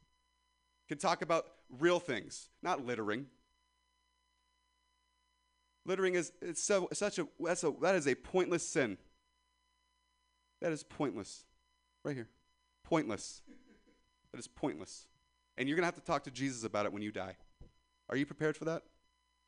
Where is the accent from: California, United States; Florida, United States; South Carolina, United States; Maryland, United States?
California, United States; Ripon; I'm from Ripon, California.